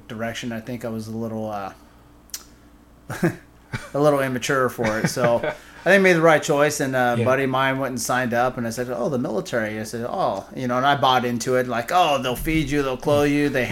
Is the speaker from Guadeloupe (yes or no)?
no; Covington, Washington, United States; born or raised there; moved away as an adult; also born or lived in Burien, Washington